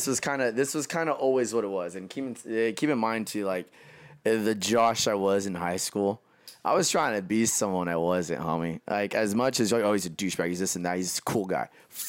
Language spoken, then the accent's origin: English; Los Angeles, California, United States; And I'm not even from here. I'm from Los Angeles.